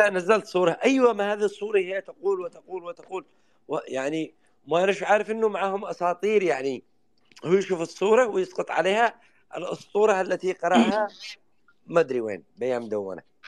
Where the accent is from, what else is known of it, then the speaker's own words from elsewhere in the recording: Yemen; عندنا باليمن